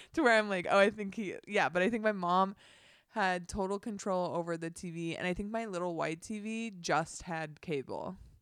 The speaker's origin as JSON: {"language": "English", "town": "Dana Point", "region": "California", "country": "United States", "tie": "born or raised there", "said": "I grew up in Dana Point, California, beach town"}